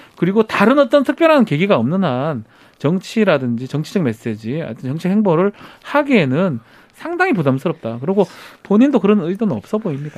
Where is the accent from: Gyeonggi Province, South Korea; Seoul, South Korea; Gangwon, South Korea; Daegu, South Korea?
Daegu, South Korea; 제가 뭐 대구 출신이기도